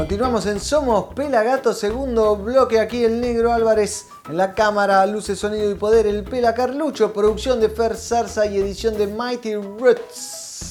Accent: Buenos Aires, Argentina; Nosotros somos de Buenos Aires

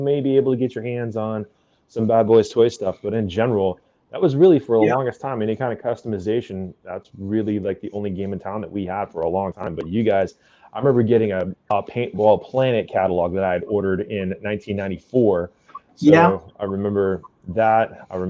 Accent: Western Oklahoma, United States; I'm from Western Oklahoma, and it's like in the middle of the states, and there's nothing out there but grass and dirt.

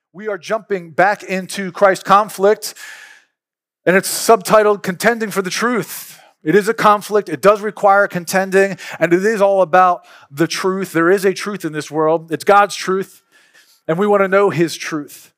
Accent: Philadelphia, Pennsylvania, United States; now in Mississippi, United States; I'm from Philly. We grew up opening up fire hydrants on the street

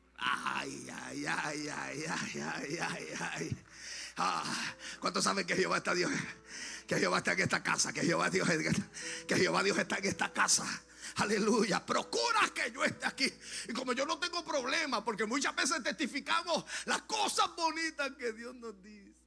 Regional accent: Lajas, Puerto Rico; moved away as an adult; also born or lived in Aguadilla, Puerto Rico; yo soy natural de Laja, mi esposa es de Ponce.

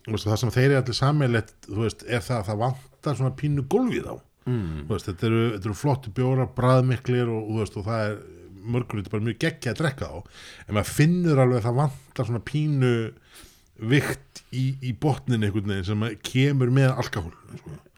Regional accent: Reykjavík, Capital Region, Iceland; ég er í Vesturbæingur

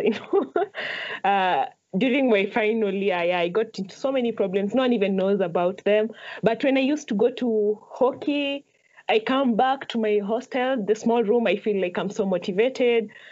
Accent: Nairobi, Kenya; I grew up in Huruma

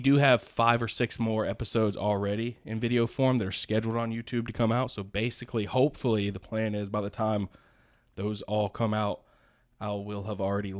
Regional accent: the South, United States; I'm from the South.

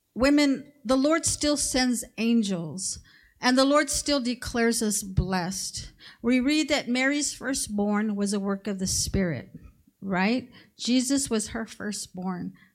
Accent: Mexico; moved away; I come from Mexico

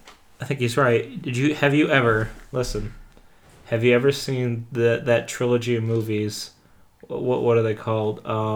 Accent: New Hampshire, United States; I'm from New Hampshire

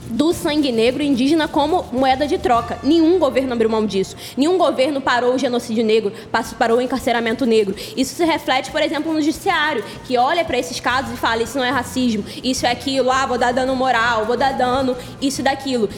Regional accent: Duque de Caxias, Rio de Janeiro, Brazil; do lugar que eu venho, da favela da Vila Operária, na Baixada Fluminense de Caxias

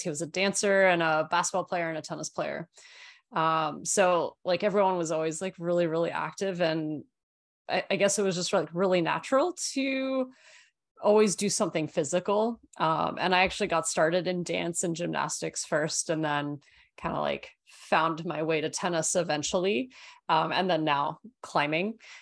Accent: Australia; I grew up in Australia

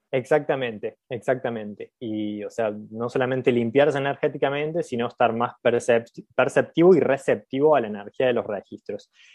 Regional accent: Villa Carlos Paz, Córdoba, Argentina; accent: cordobés tonada; soy de Carlos Paz, nací en Carlos Paz.

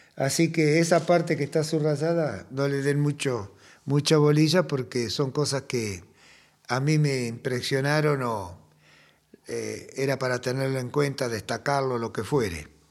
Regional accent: Argentina; como el castellano nuestro, hemos ido argentinizándolo

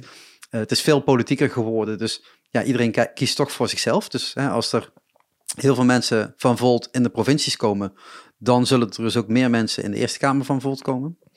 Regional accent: Limburg, Netherlands; Ik kom uit Limburg

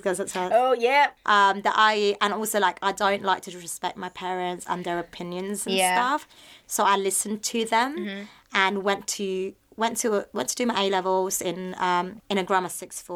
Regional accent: Philippines; I'm just being a Filipino

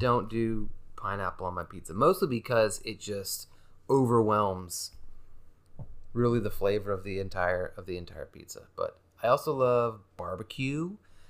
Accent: Charlotte, North Carolina, United States; born there; No, not originally. I was born in Charlotte, North Carolina.

